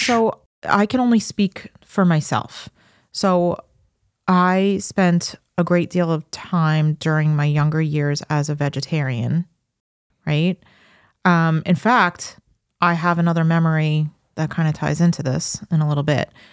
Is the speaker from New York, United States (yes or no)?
yes; Farmingdale, New York, United States; I grew up in Farmingdale.